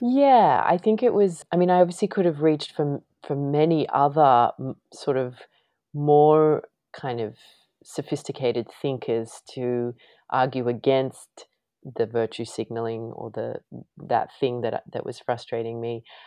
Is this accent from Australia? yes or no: yes; Australia; moved away as an adult; now in United States; being Australian